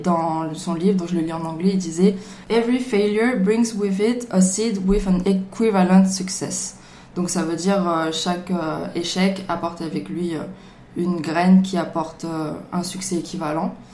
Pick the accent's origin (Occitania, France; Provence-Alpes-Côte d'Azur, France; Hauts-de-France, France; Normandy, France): Provence-Alpes-Côte d'Azur, France; Marseille; je viens de Marseille